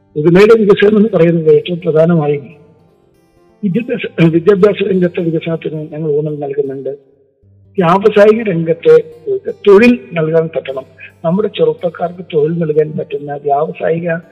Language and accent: Malayalam; Uduma constituency, Kerala, India; എൻ്റെ സ്വന്തം നാടാണ് ഞാൻ ജനിച്ചത് വളർന്നത് പഠിച്ചത്